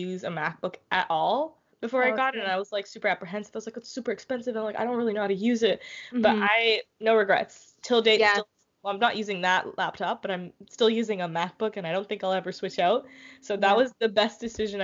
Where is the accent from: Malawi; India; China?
India; moved away as an adult; now in Canada; I worked at an Indian restaurant, of course, because I'm Indian